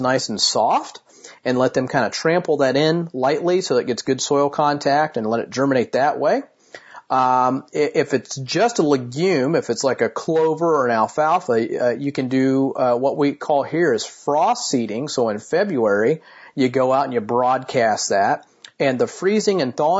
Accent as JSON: {"language": "English", "town": "Martinsville", "region": "Indiana", "country": "United States", "tie": "born or raised there", "said": "my hometown of Martinsville, Indiana"}